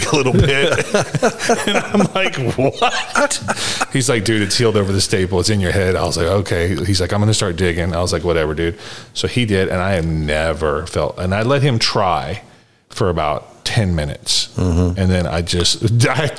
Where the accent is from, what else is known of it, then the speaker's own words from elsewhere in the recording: Dallas, Texas, United States; I was raised in the Highland Park United Methodist Church in Dallas